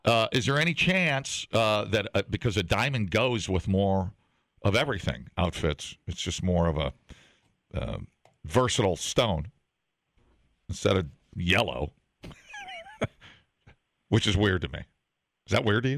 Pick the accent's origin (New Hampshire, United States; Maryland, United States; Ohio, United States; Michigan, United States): Ohio, United States; moved away; I grew up on it in Ohio